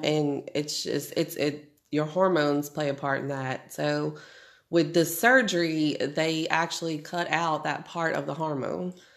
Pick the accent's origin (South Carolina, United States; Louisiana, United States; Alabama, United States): Louisiana, United States; New Orleans; moved away as an adult; now in Shreveport, United States; Was born and raised in New Orleans.